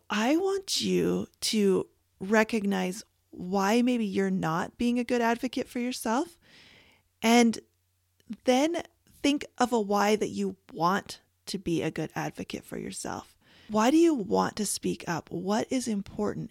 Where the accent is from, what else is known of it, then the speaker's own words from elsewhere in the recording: Canada; moved away; I was born and raised in Canada